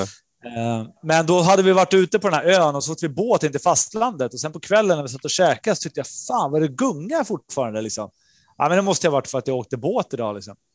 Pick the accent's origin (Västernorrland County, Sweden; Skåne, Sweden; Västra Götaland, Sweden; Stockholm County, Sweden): Stockholm County, Sweden; Norrtälje; also born or lived in Nerja, Spain; Jag kom från Norrtälje, och skulle in i, i Stockholmsscenen